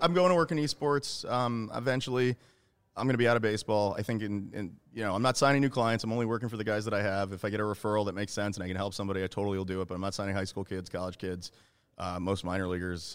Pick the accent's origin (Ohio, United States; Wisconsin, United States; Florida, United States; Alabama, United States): Florida, United States; I'm from Florida